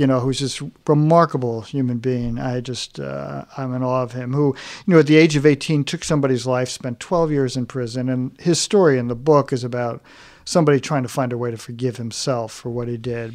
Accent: New York, United States; moved away; also born or lived in Chicago; growing up in New York

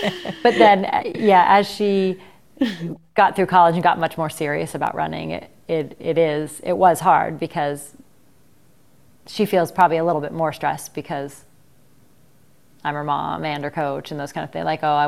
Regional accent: Ohio, United States; You know I'm from Ohio, though.

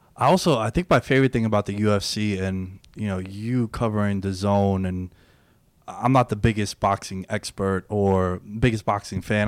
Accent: New York City, New York, United States; I grew up in Queens. I still live in New York.

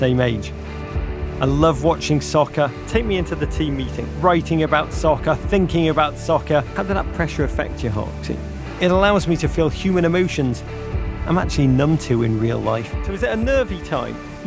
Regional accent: Liverpool, North West England, United Kingdom; moved away as an adult; also born or lived in Chicago; now in United States; I was born in Liverpool.

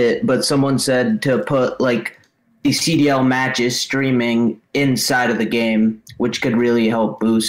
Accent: New Hampshire, United States

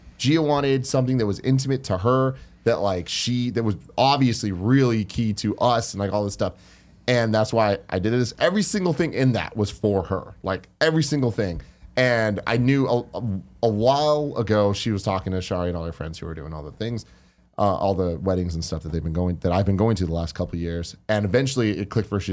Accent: San Francisco, California, United States; we're from San Francisco.

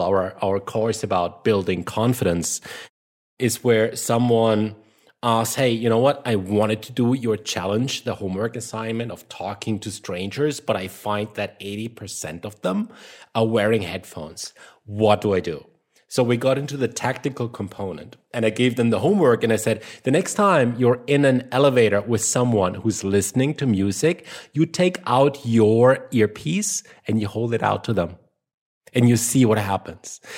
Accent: Germany; accent: German; English is a second language; my German accent

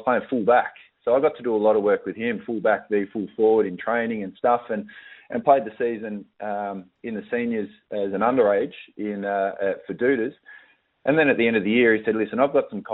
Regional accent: Melbourne, Victoria, Australia; I grew up in West Meadows with my two brothers, mum

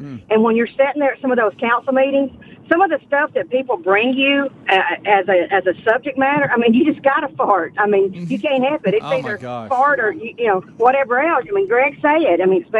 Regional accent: Alabama, United States; I'm not from Kentucky. I'm actually from Alabama.

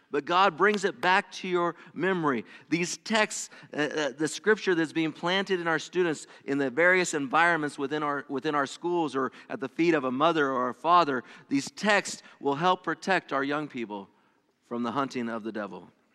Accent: California, United States; first language English; moved away as an adult; now in Ohio, United States; I was born, I was not born, but I was raised in California and spent most of my life there

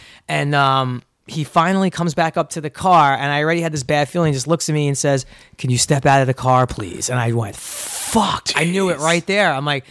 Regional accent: New York City, New York, United States; I am from Brooklyn

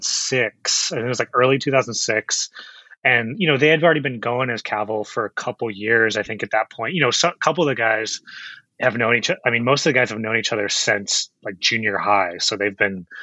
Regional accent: Chino Hills, California, United States; I'm actually up from Inland Empire, Chino Hills is where I grew up.

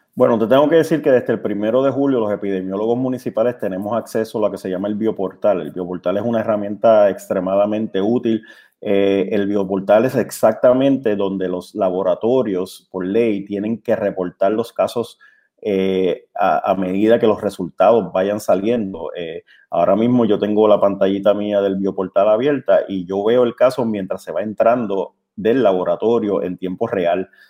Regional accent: Puerto Rico; Como somos los puertorriqueños

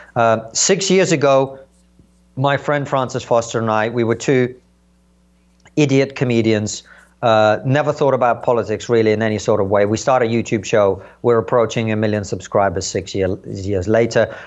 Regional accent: Uzbekistan; also born or lived in Soviet Union; now in United Kingdom; somewhere in Central Asia where I grew up in Uzbekistan

